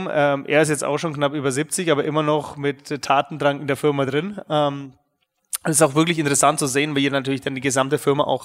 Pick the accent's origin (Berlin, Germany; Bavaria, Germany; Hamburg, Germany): Bavaria, Germany; Nuremberg; bin ähm, gebürtiger Nürnberger. Man wird es vielleicht auch noch hören in den nächsten ähm, ein bis zwei Stunden, dass man ab und zu rauskommt. Ähm, ja, in Nürnberg bin ich ehrlich gesagt aufgewachsen